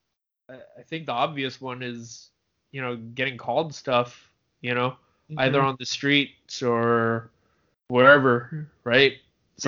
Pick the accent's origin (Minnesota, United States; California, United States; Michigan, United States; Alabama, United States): California, United States; San Francisco; I grew up in San Francisco, where there's a pretty decent number of Asian kids